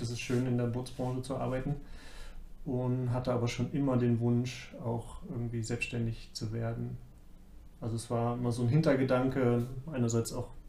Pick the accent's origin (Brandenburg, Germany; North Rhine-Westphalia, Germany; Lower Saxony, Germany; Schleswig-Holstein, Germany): Lower Saxony, Germany; Braunschweig; moved away as an adult; also born or lived in Dresden / Mannheim; now in Munich, Germany; Braunschweig, mhm. so meine Heimat. Und habe lange in Dresden studiert, dort auch gearbeitet ja, mal ein Jahr in Mannheim gearbeitet, wieder in Dresden gearbeitet.